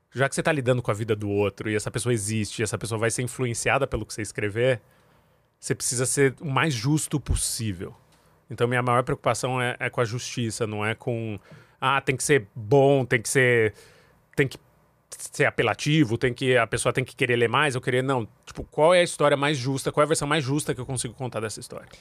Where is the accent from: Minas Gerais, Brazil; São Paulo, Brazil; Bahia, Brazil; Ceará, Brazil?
São Paulo, Brazil; Jundiaí; also born or lived in Angola; Moro no, morei em, cresci em Jundiaí